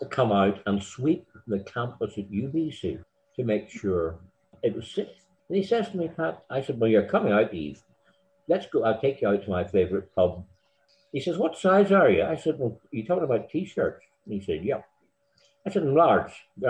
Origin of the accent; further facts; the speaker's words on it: Blackpool, North West England, United Kingdom; born there; I wasn't actually born in Ireland. I was born in Blackpool, Lancashire, because my father, an Ulsterman, had married an English girl.